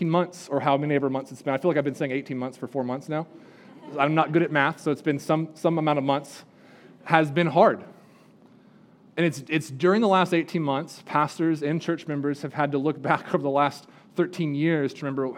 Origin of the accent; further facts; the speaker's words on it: California, United States; now in Spruce Pine, United States; I grew up in California, live in Spruce Pine